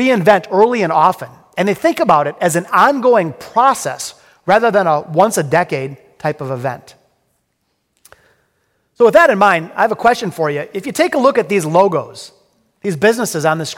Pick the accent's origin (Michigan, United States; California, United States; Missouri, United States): Michigan, United States; Detroit; I'm from Detroit. I'm a hardcore, multi-generational Detroiter. My grandparents were born in the city. My parents, and of course, I was born in the city. I'm very, very proud of our hometown